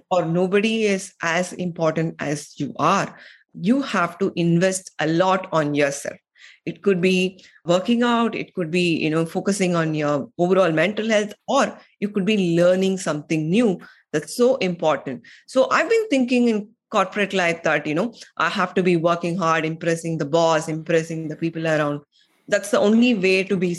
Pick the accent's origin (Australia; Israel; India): India; moved away as an adult; also born or lived in United States; I am from India